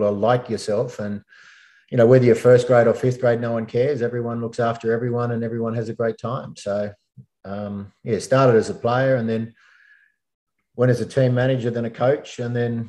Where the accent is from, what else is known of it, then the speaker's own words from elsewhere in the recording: Bathurst, New South Wales, Australia; moved away as an adult; now in Sydney, Australia; I moved from Bathurst, grew up there, went to school and uni there, and then moved down to Sydney